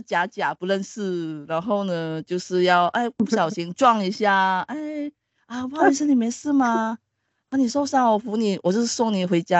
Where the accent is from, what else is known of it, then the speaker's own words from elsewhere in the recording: Sabah, Malaysia; moved away; 马来西亚的那个哥达基纳巴鲁山是东南亚最高的山，我身为是那一边的人